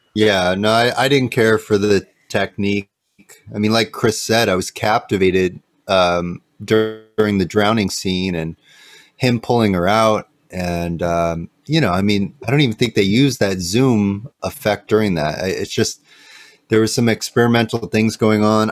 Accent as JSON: {"language": "English", "town": "Santa Cruz", "region": "California", "country": "United States", "tie": "born or raised there", "said": "I'm born in Santa Cruz"}